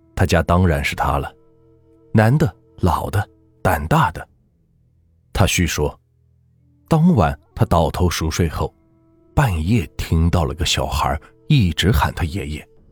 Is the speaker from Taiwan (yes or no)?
no; Anhui, China; 我呢，也是安徽人